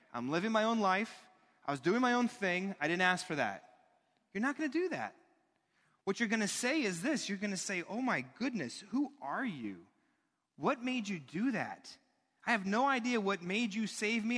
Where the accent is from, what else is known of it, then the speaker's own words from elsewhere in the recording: United States; as an American.